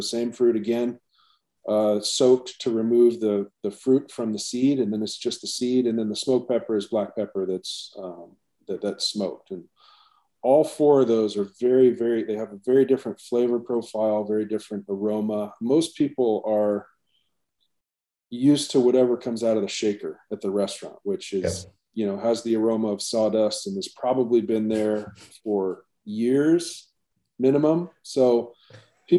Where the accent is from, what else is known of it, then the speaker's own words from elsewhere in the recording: Alaska, United States; moved away as an adult; also born or lived in Seattle / Hawaii; born and raised in Alaska.